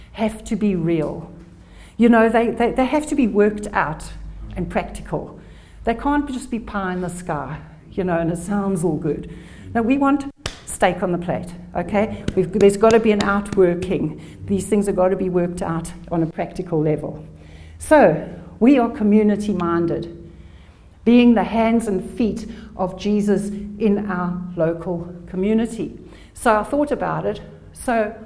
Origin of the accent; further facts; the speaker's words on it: South Africa; also born or lived in England; I was born in England, but grew up in South Africa